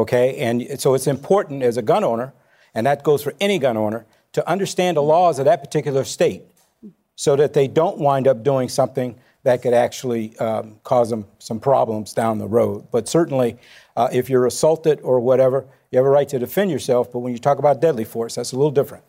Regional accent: Chicago, Illinois, United States; born or raised there

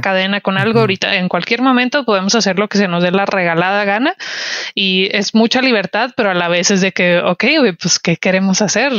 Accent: Ciudad Juárez, Chihuahua, Mexico; soy de Juárez

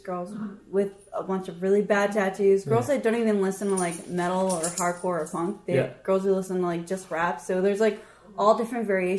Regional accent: Buffalo, New York, United States; moved away as an adult; also born or lived in Fort Polk, Louisiana / Frederick, Maryland / Baltimore; So I was born and raised in Buffalo, New York.

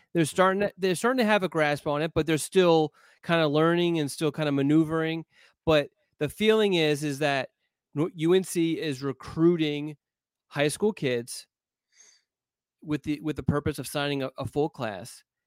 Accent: Pennsylvania, United States; moved away; I grew up in Pennsylvania

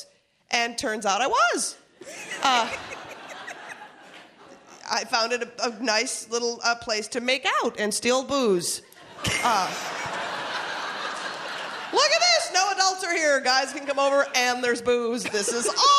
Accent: Minnesota, United States; moved away; We're from Minnesota.

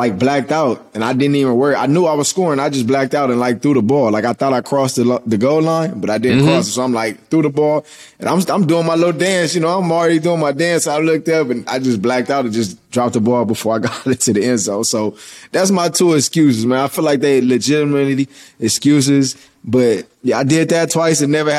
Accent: Los Angeles, California, United States; moved away as an adult; also born or lived in Philadelphia / Washington / Tampa Bay; winning a Super Bowl in my hometown, coming back to where I'm born and raised, where I played Pop Warner ball, where, you know, everything about me is Los Angeles.

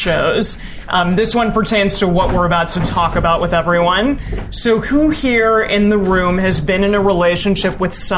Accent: United States; I am American

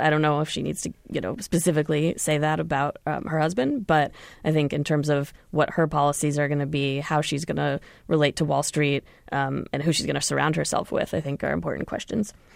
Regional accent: Cambridge, Massachusetts, United States; now in Chicago, United States; I am from Cambridge, yes. I live in Chicago these days

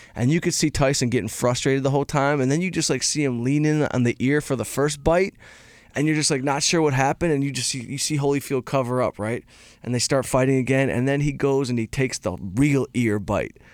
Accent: Detroit, Michigan, United States; I'm from Detroit

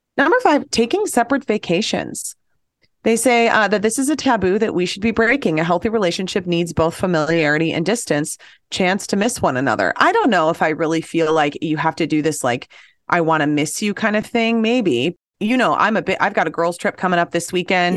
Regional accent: Apple Valley, Minnesota, United States; I grew up in Apple Valley

